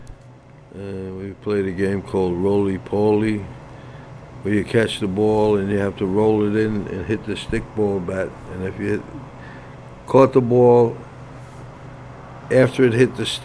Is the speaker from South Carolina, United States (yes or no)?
no; New York City, New York, United States; also born or lived in Red Hook, Brooklyn / East Flatbush, Brooklyn / Canarsie, Brooklyn; I was born in Holy Family Hospital in South Brooklyn